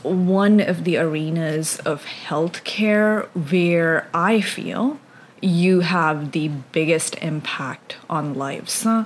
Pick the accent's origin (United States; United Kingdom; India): India; moved away; I grew up in India